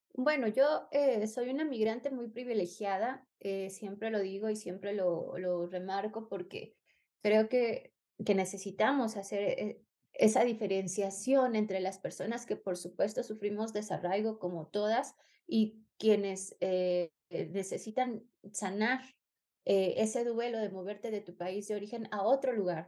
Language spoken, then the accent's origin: Spanish; Mexico; moved away; also born or lived in Spain; soy mexicana